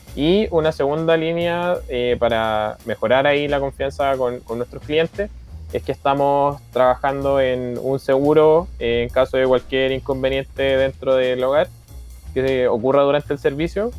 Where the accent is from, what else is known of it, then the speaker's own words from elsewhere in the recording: Fifth Region, Valparaíso, Chile; todos tenemos orígenes diferentes dentro de Chile, pero yo soy de la quinta región